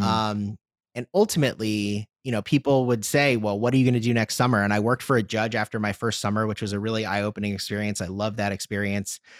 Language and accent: English; Washington, District of Columbia, United States; also born or lived in Chicago; D C, my, my hometown